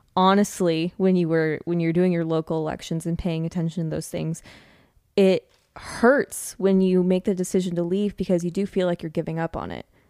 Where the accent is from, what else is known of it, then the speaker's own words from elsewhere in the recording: California, United States; moved away; I'm someone who lived most of my life in California